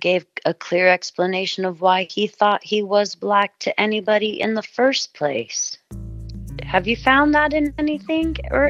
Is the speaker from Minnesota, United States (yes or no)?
no; Stockton, California, United States; moved away; also born or lived in Maui, Hawaii; a white girl from Stockton